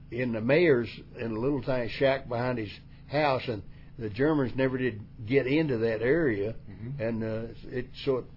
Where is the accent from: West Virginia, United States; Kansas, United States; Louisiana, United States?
West Virginia, United States; you have to realize where you come from. Like West Virginia was a place where right. everything was face value.